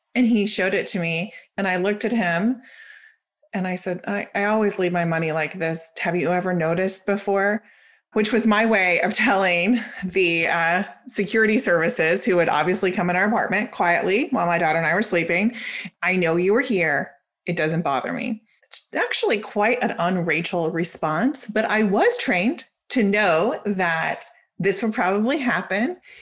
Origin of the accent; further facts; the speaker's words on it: Oklahoma, United States; moved away as an adult; also born or lived in Israel; I was born in Oklahoma, lived there for twenty-four years, and then I decided to move overseas.